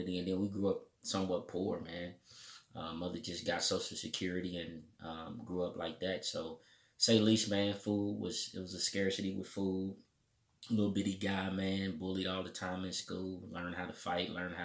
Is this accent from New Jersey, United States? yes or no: no; Indianapolis, Indiana, United States; Indianapolis, Indiana, you know, 46222. That's the zip code.